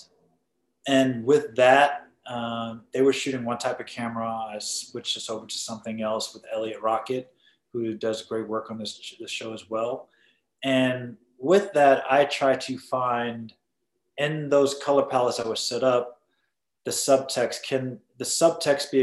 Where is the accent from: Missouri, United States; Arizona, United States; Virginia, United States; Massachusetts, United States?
Massachusetts, United States; Boston; I grew up in Boston. The borough-ish type neighborhood I grew up in was called Mattapan.